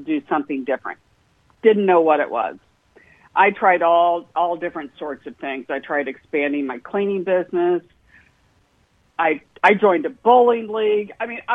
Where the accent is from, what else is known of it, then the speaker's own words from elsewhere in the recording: Indianapolis, Indiana, United States; I grew up in Indianapolis, Indiana, the home of the Indianapolis 500